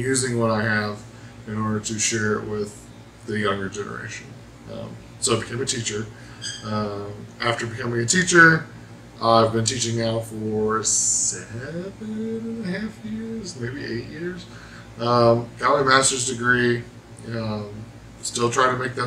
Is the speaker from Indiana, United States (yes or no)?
yes; Evansville, Indiana, United States; from Evansville.